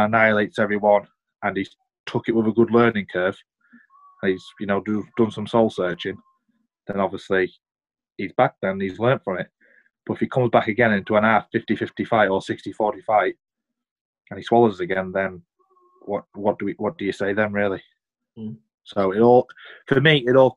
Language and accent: English; United Kingdom; We're both from Britain